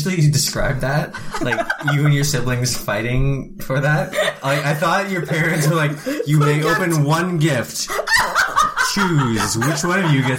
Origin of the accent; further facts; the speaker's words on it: Antigonish, Nova Scotia, Canada; moved away; I'm not from the areas. I don't know like all the hidden little like places. I'm just from Aniganish, so I can drive like 20 minutes in any direction and like find a beach.